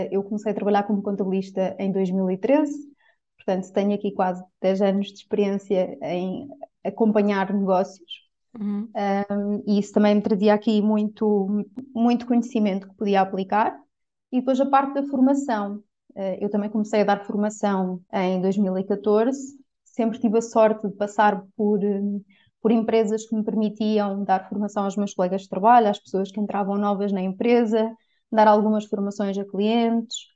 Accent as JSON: {"language": "Portuguese", "town": "Coimbra", "region": "Centro", "country": "Portugal", "said": "tenho 33 anos, sou de Coimbra, ou moro em Coimbra neste momento"}